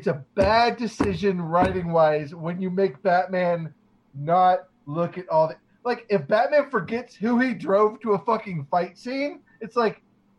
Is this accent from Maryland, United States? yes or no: no; Norfolk, Virginia, United States; moved away; also born or lived in Memphis; I grew up in in Virginia.